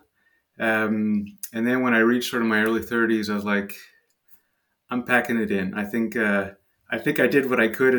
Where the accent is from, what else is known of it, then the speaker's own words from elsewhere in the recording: Montreal, Quebec, Canada; accent: French; I'm from Montreal, Canada. So I'm French Canadian. That's where the French accent is from.